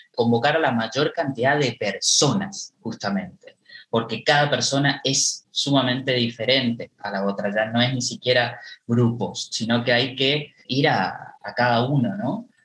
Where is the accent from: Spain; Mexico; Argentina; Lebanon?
Argentina; Esquina, Corrientes; poder trabajar en, mi ciudad natal. Yo nací acá, en Esquina